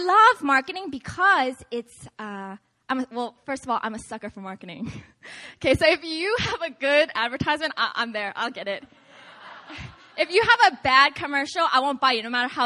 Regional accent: Seattle, Washington, United States; moved away; I'm from originally Seattle, Washington.

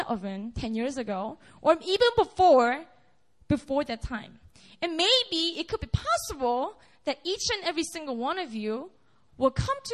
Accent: Busan, South Korea; I was born and raised up in Busan. It's a city in the south in Korea.

